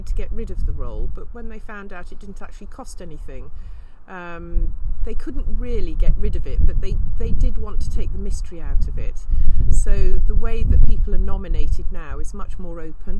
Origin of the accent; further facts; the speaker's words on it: Cambridge, East of England, United Kingdom; moved away as an adult; now in Herefordshire, United Kingdom; I was born in Cambridge. I'm a blow-in. I'm 60 now and I lived here for over 40 years